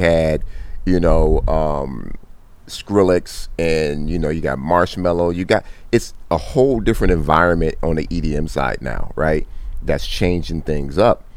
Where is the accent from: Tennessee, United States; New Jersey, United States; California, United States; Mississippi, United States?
California, United States; Compton; I grew up in Compton